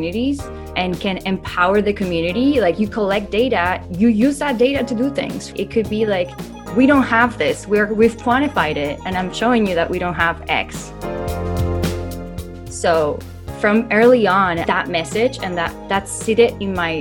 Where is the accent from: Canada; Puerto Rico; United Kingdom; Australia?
Puerto Rico; moved away as an adult; also born or lived in New York / San Diego; I'm born and raised in Puerto Rico